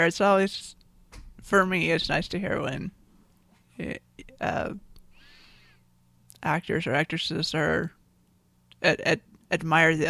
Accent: United States; as an American

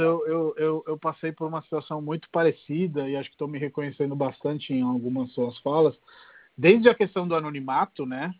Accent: Rome, Lazio, Italy; Portuguese is a second language; moved away as an adult; now in Brazil; cresci em Roma e hoje o nível de apreciação que eu tenho por Roma é superior àquele que eu tinha quando era moleque

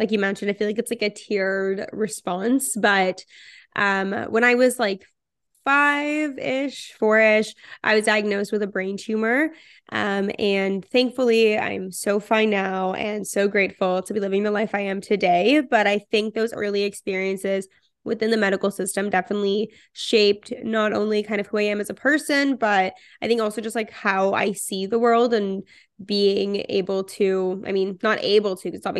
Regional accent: Toronto, Ontario, Canada; also born or lived in Israel; I am 24 years old. I'm from Toronto and currently living in Toronto.

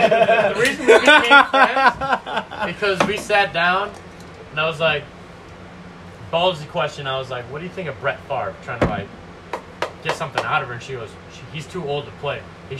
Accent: Northern Illinois, United States; I grew up in Northern Illinois.

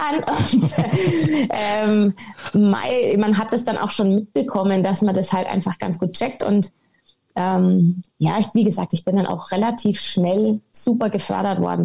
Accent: Munich, Bavaria, Germany; ich komme ursprünglich aus München, ähm, bin ein echtes Münchner Kindl

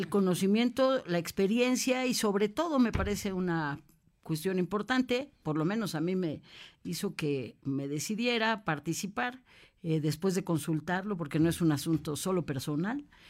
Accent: Puebla, Mexico; also born or lived in Mexico City; Yo soy poblana, poblana, orgullosa además poblana.

